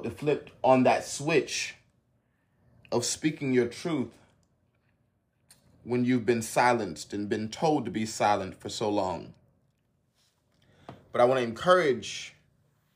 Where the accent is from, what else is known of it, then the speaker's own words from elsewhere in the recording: the South, United States; accent: pure country; I come from the South